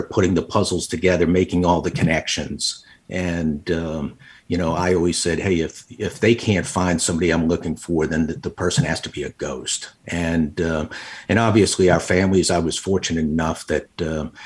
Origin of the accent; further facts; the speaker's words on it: Long Island, New York, United States; moved away as an adult; also born or lived in Little Rock, Arkansas; I was born and raised on Long Island